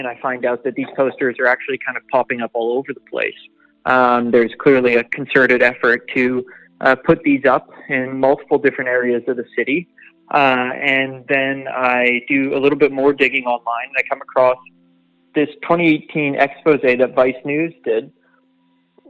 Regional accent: Manitoba, Canada; also born or lived in Saskatchewan; born and raised in the prairies. I grew up in Manitoba, but Saskatchewan born.

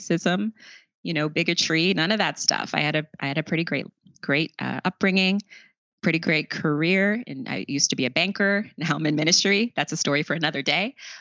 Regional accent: Long Island, New York, United States; also born or lived in South Bronx, New York; they were able to move out to Long Island

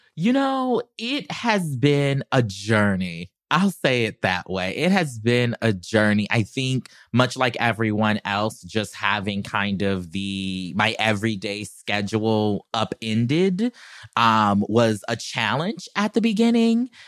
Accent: South Carolina, United States; now in Los Angeles, United States; I'm country, I'm from South Carolina

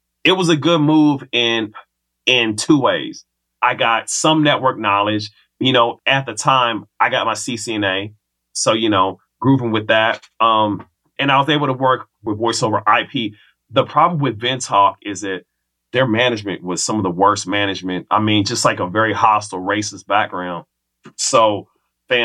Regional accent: Kansas City, Missouri, United States; moved away as an adult; also born or lived in the western US; 3 years of coming back to KC from college, I was like, all right, you know what? I got to get up out of here. So that was my window to leave Kansas City

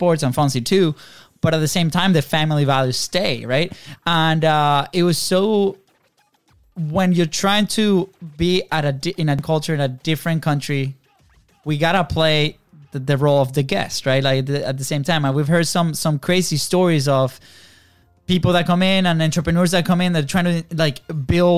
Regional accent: Venezuela; moved away; we grew up in Venezuela, very different country

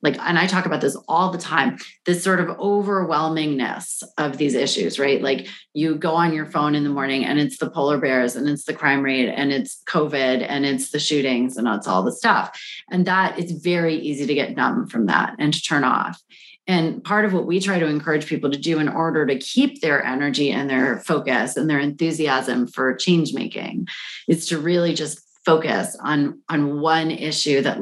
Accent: Washington, District of Columbia, United States; I grew up in Washington, D.C., which was the murder capital of the world in my childhood.

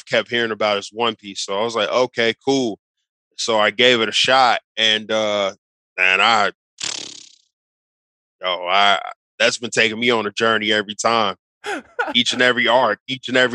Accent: Cincinnati, Ohio, United States; I'm from Cincinnati

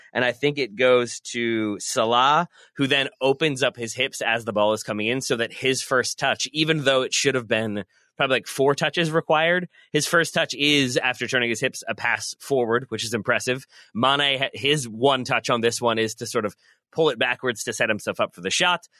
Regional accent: United States; as an American

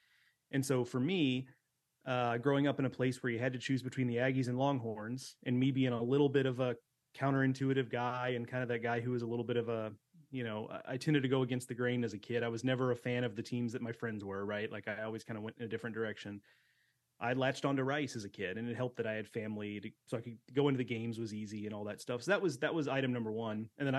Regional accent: Houston, Texas, United States; I grew up in Houston, came of age in the late 90s and early 2000s

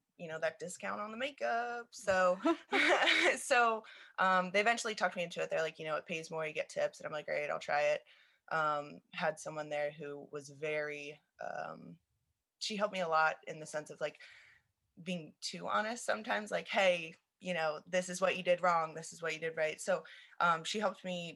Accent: Lancaster, Pennsylvania, United States; moved away as an adult; now in West Chester, United States; I'm originally from Lancaster. I moved out to Westchester

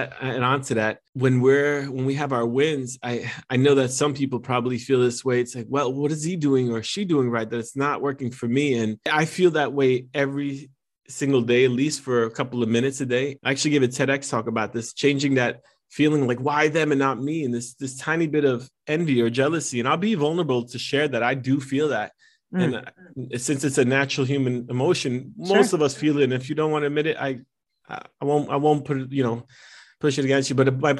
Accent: New Jersey, United States; I'm Italian American and I'm from fine. Jersey. So we just exaggerate on everything.

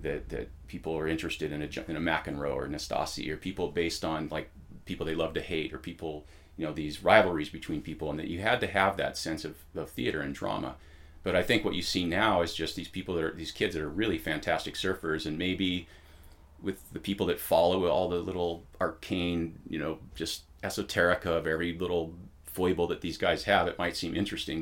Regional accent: Newport Beach, California, United States; born or raised there; also born or lived in Pasadena, California / San Gabriel Valley, California

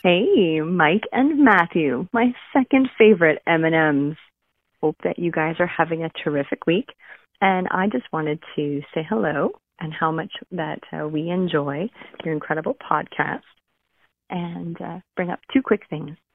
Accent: Canada; I am Canadian

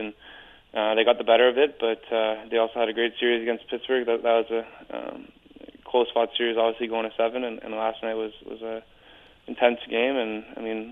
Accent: Toronto, Ontario, Canada; also born or lived in Hamilton; my hometown team

